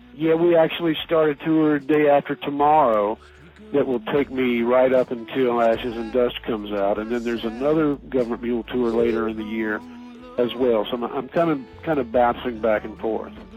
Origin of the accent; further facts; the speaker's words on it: Asheville, North Carolina, United States; my hometown of Asheville, North Carolina